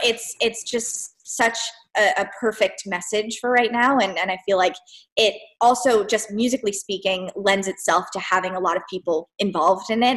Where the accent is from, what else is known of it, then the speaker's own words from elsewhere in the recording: South Florida, United States; moved away as an adult; now in Boston, United States; I grew up in South Florida